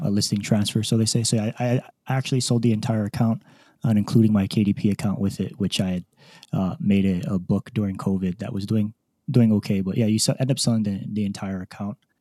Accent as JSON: {"language": "English", "region": "Hawaii", "country": "United States", "tie": "born or raised there", "moved": "as an adult", "said": "born and raised in Hawaii"}